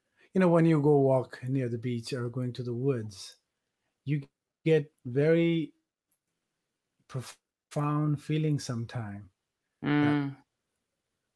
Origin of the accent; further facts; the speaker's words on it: Nepal; moved away; I grew up in Nepal